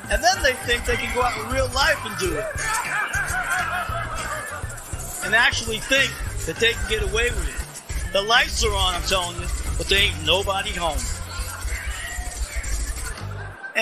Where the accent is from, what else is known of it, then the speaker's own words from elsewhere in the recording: New York City, New York, United States; growing up in New York was an adventure